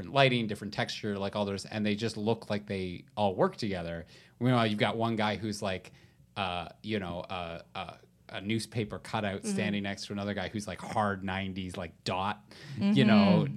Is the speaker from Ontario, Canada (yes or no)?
yes; Southwestern Ontario, Canada; I'm from Southwestern Ontario.